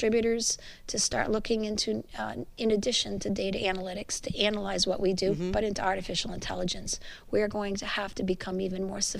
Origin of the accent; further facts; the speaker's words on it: Montreal, Quebec, Canada; I'm a Quebecois